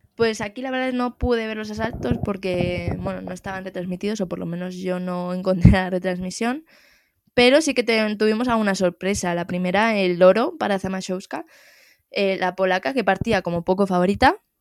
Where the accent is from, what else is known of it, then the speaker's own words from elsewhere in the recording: Spain; nos compete a los españoles